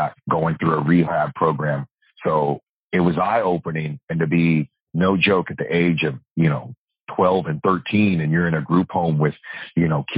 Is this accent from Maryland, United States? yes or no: no; Oakland, California, United States; now in Sacramento, United States; I was born in Oakland. I was raised in a trailer park